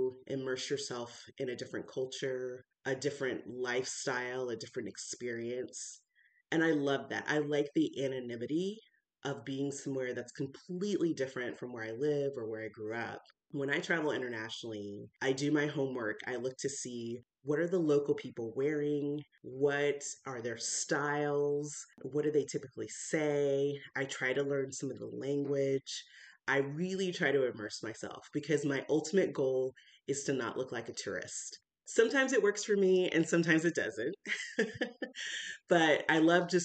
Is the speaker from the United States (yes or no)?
yes; United States; I'm American.